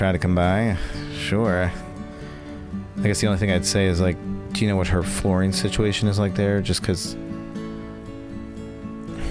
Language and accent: English; Virginia, United States